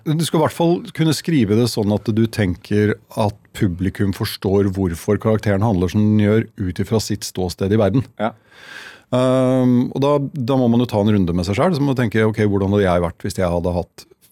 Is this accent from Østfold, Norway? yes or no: yes; Halden, Østfold, Norway; jeg er fra Halden